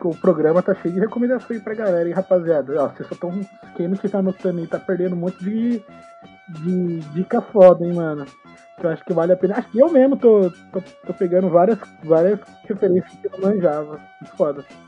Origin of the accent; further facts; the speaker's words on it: São José dos Campos, São Paulo, Brazil; eu sou de São José dos Campos